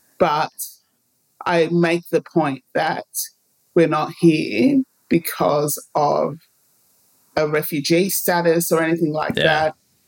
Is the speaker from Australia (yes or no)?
yes; Muswellbrook, New South Wales, Australia; also born or lived in Ghana; now in Sydney, Australia; Right now, I'm in Sydney, but that's not where I grew up. So I grew up in Muswellbrook, New South Wales.